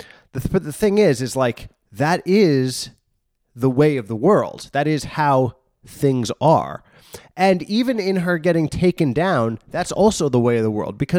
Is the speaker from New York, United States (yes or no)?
yes; New York, United States; born there; I was born in New York